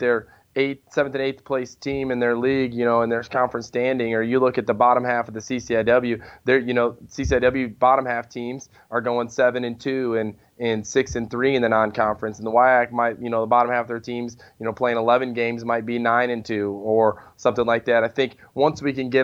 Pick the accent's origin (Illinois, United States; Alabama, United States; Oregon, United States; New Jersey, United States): Illinois, United States; the Midwest, central; moved away; I'm from the Midwest, and it's only 3 hours from home. In the central Illinois, it's 3 hours from the suburbs